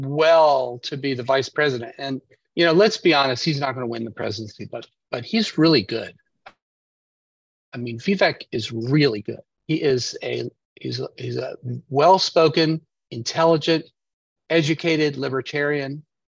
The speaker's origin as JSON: {"language": "English", "country": "United States", "said": "I'm an American patriot, but I'm a patriot to the country and the Constitution"}